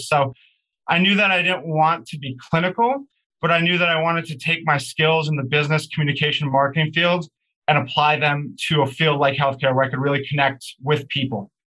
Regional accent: New Jersey, United States; also born or lived in New York City / Aventura, Florida; So I was born in New York City and lived most of my life in New Jersey

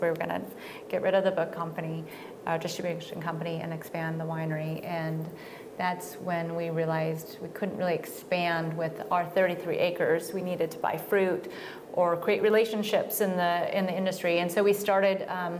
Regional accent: Reno, Nevada, United States; moved away as an adult; also born or lived in Portland, Oregon; now in Oregon, United States; Yeah, I was born and raised in Northern Nevada, Reno area. Spent most of my free time in Lake Tahoe.

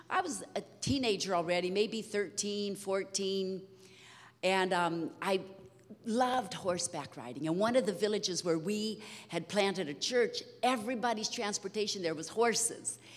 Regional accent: Brazil; so, anyhow, we were raised in Brazil.

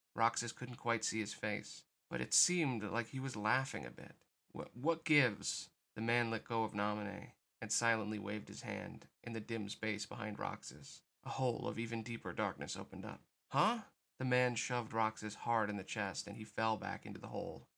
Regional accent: United States; as an American

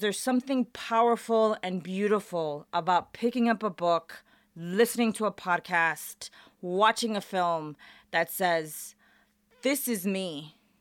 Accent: Chicago, Illinois, United States; moved away as an adult; also born or lived in Portland, Oregon / Pullman, Washington; now in Las Vegas, United States; I was actually born and raised in Chicago.

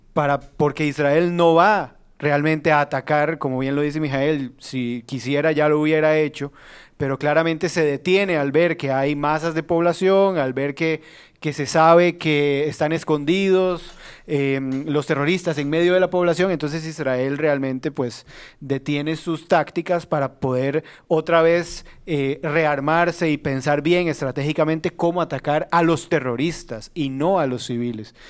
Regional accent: Costa Rica; como costarricenses

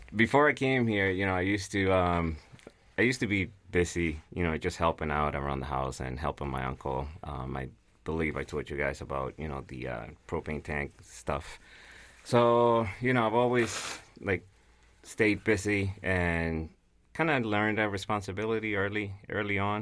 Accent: Guatemala; English is a second language; now in United States; I'm originally from Guatemala

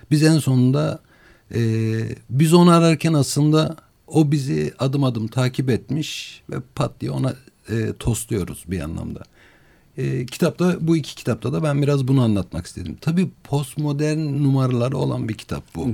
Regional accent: Malatya, Turkey; ben Malatyalıyım.

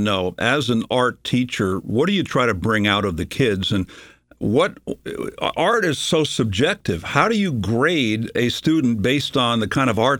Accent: Los Angeles, California, United States; moved away; I'll tell you a story about my youth growing up in California, in Hollywood.

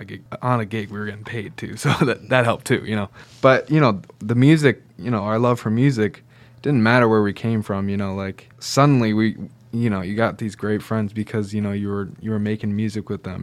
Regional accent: Syracuse, New York, United States; also born or lived in Detroit; I came from Syracuse

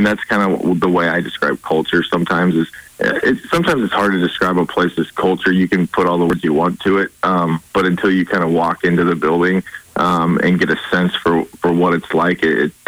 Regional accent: Nebraska, United States; moved away as an adult; I grew up in Nebraska

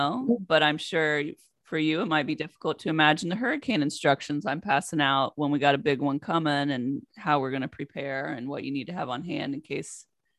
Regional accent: West Virginia, United States; born there; I think I've told you before, but I was born in West Virginia.

